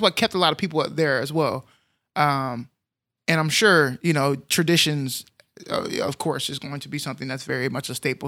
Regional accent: United States; I'm American.

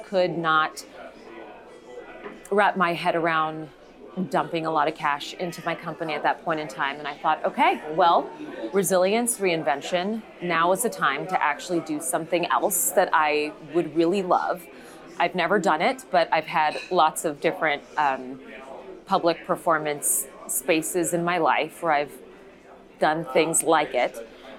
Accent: El Paso, Texas, United States; now in Dallas, United States; I grew up in El Paso

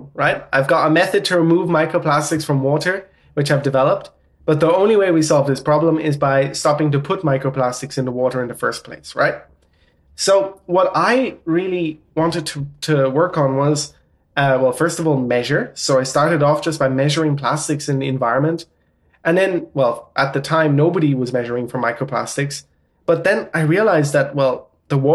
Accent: Ireland; accent: Irish; now in Netherlands; I'm Irish. I have German and Portuguese parents, but grew up in Ireland. And yeah, I live in the Netherlands.

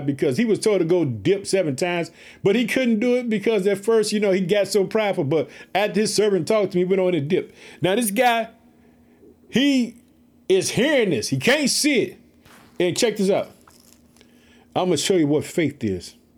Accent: Illinois, United States; In the state of Illinois, which is my home state. I live in Chicago.

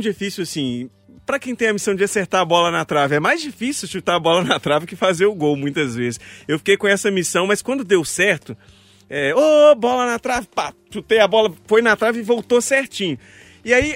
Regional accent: Mariana, Minas Gerais, Brazil; lá em Mariana, que é onde eu nasci, cresci é, boa parte da vida.

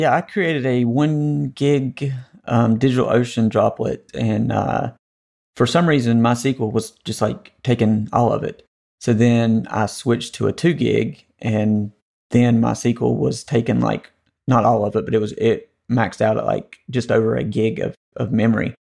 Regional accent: North Carolina, United States; the Tar Heels won the A C C tournament, which is kinda my home state team

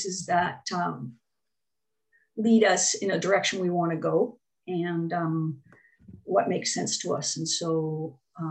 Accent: Ontario, Canada; also born or lived in Quebec / New Brunswick; now in Medicine Hat, Canada; I grew up in Ontario and then moved to Quebec, but I went to university in New Brunswick.

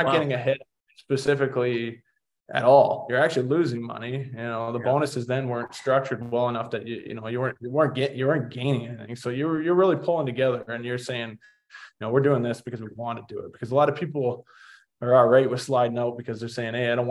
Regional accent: Oakville, Ontario, Canada; my hometown team in Oakville

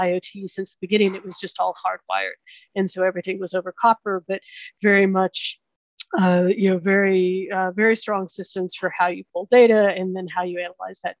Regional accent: Oklahoma, United States; moved away as an adult; also born or lived in Kansas; I grew up in Oklahoma, went to school in Kansas

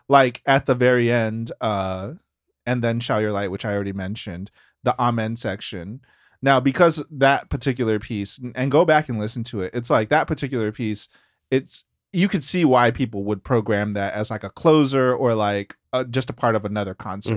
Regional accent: Memphis, Tennessee, United States; we're from Memphis.

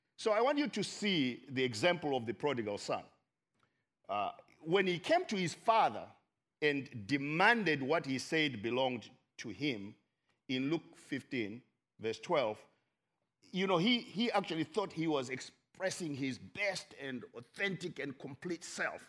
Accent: Zimbabwe; I am from Zimbabwe

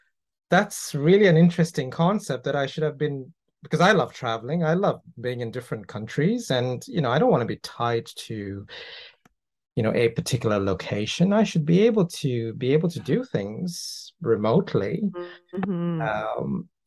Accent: Toronto, Ontario, Canada; I'm from Canada, mm-hmm. I'm from Toronto

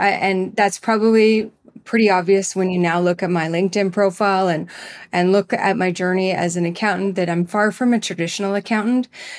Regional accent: Manitoba, Canada; the hub of all things greenhouse and flower related for that general area where I grew up in Manitoba and Canada.

